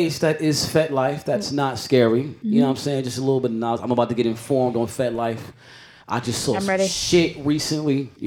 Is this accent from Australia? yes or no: no; Jamaica; I'm Jamaican.